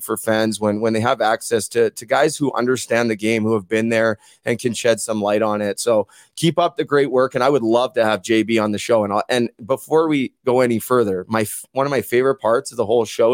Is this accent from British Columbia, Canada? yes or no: yes; Vancouver, British Columbia, Canada; I'm from Vancouver. I was 7 years old